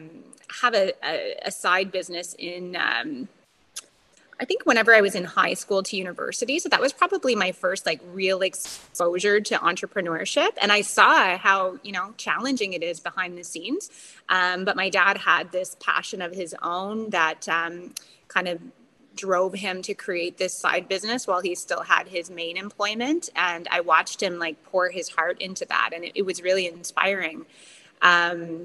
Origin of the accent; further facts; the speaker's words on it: Bathurst, New Brunswick, Canada; also born or lived in Toronto; I had traveled home to my hometown a couple times and reconnected with a guy that I had went to high school